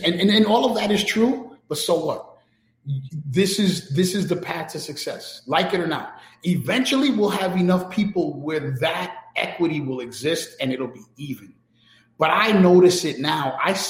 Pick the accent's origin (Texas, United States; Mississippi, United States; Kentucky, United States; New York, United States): New York, United States; New York City; I grew up in New York City where Malcolm X was praised as a hero in school.